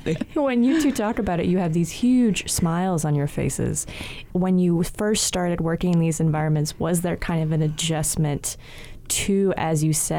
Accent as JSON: {"language": "English", "region": "Hawaii", "country": "United States", "tie": "born or raised there", "said": "I grew up on Hawaiʻi Island"}